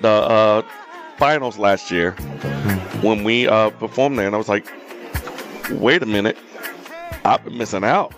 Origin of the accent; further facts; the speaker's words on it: North Carolina, United States; we're both from North Carolina